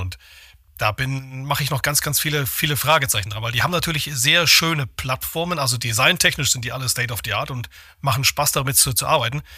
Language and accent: German; Thuringia, Germany; moved away; Ich selbst bin äh, geborener Thüringer, also ich mache immer so schön hier Aufbau West